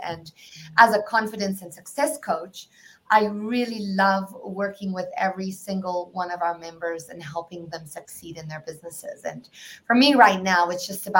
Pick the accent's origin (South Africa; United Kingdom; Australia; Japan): South Africa; moved away; for those of you who can detect an accent, I'm from South Africa